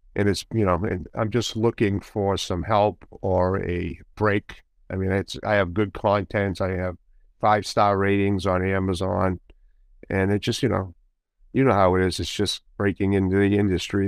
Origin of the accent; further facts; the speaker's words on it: Boston, Massachusetts, United States; also born or lived in Medford, Massachusetts; I was born in Boston, right out in, in the north end of Boston, and then we moved to the outskirts in a city, in a s, town city, actually, called Medford, Massachusetts